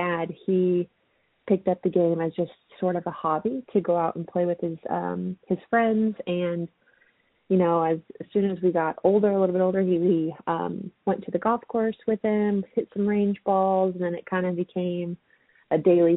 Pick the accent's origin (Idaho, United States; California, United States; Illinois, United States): Idaho, United States; Caldwell; moved away as an adult; also born or lived in Texas / Chandler, Arizona; I was born and raised in Caldwell, Idaho.